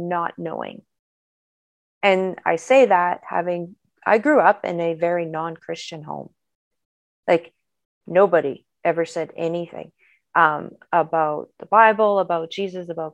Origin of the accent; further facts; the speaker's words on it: Peace River, Northern Alberta, Canada; also born or lived in Fort McMurray; now in Sherwood Park, Canada; I'm an Alberta girl, born and raised. Most of my life, both child and adult, was spent in Northern Alberta. I grew up on the Peace River side of the province